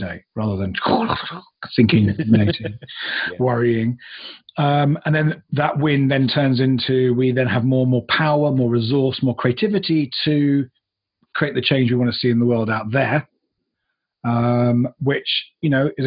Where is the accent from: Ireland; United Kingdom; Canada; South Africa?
United Kingdom; moved away; also born or lived in United States; I'm originally a Brit. I have lived in the US and the UK